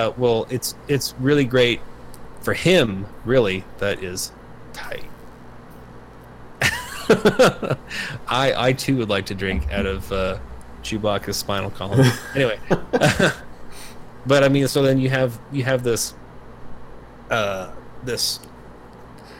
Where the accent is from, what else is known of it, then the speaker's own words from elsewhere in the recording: United States; we as an American